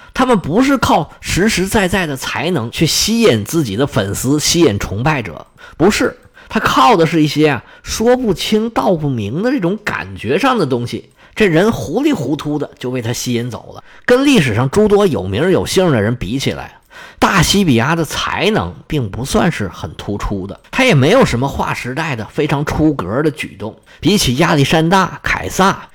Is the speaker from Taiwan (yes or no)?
no; China; 拿我们中国人的话说